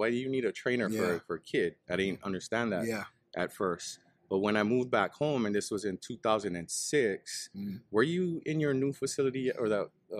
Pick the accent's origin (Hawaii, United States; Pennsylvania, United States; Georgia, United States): Hawaii, United States; moved away as an adult; also born or lived in Las Vegas, Nevada; I'm originally from Hawaii, but I came out here to play football.